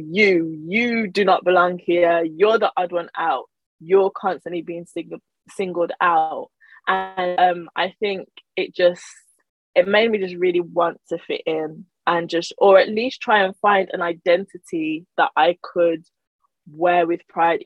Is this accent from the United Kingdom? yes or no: yes; Birmingham, West Midlands, United Kingdom; also born or lived in Nigeria; I was born in Nigeria, but I moved to the UK with my parents when I was very small, and I grew up in Birmingham